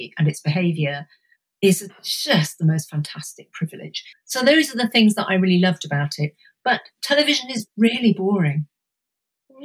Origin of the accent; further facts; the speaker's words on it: Suffolk, East of England, United Kingdom; I spent my kind of adolescence in Suffolk